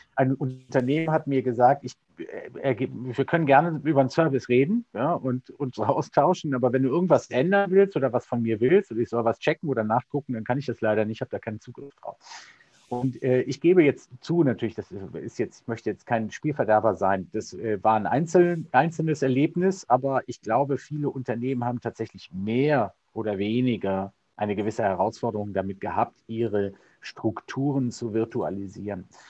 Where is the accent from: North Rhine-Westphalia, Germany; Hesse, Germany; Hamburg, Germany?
North Rhine-Westphalia, Germany; Cologne; ich bin äh, Kölner äh, mit Herz und Leidenschaft